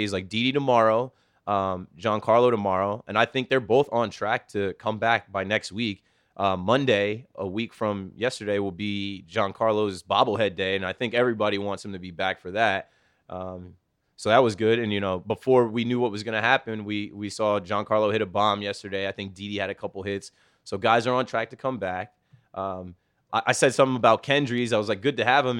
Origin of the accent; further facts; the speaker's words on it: Asbury Park, New Jersey, United States; now in Jersey City, United States; I'm from Asbury Park, and I live in Jersey City